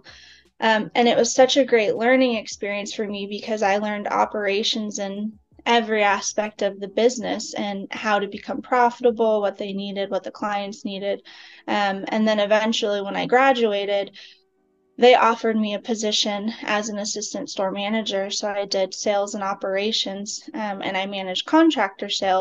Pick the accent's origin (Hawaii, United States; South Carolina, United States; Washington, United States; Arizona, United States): Arizona, United States; Phoenix; moved away as an adult; now in Dallas, United States; I'm from Phoenix, Arizona. I lived there for 30 years